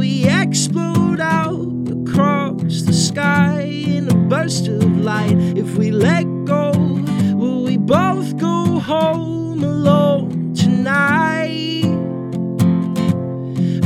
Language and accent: English; Tulsa, Oklahoma, United States; moved away as an adult; now in Nashville, United States; I grew up in Tulsa.